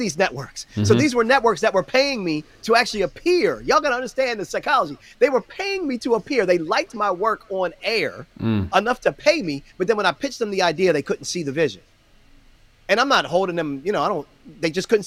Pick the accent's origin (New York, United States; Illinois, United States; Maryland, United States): Maryland, United States; Baltimore; Baltimore, which was my hometown